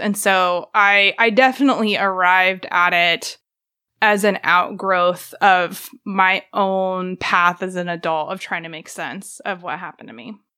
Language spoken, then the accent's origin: English; Joplin, Missouri, United States; also born or lived in Baltimore; now in Tahlequah, United States; I grew up in Joplin, Missouri